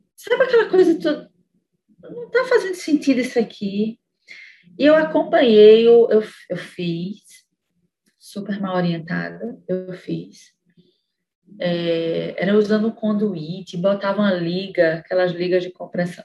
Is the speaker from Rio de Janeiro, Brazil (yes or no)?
no; Sobral, Ceará, Brazil; first language English; Portuguese is a second language; moved away as an adult; also born or lived in Fortaleza; Eu, eu sendo uma sobralense, eu ia voltar para minha cidade natal